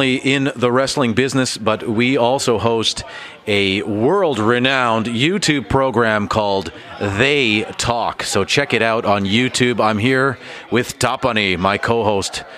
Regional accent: Toronto, Ontario, Canada; now in Helsinki, Finland; I'm from Toronto, but this is now my city

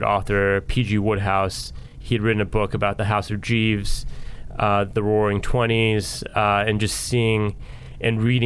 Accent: United States; also born or lived in Houston, Texas; I was born in Houston, Texas, but grew up outside of D.C.

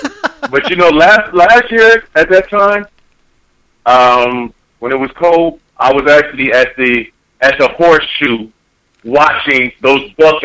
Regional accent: Dayton, Ohio, United States; moved away as an adult; now in California, United States; I've been here 15 years. And honestly, if I wanted to go for a California team, I have the right to. But I'm born and raised in Ohio

